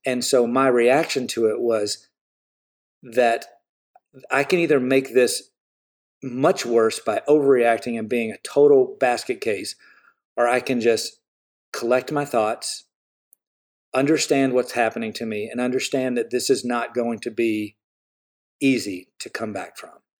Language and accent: English; the South, United States; I grew up in the South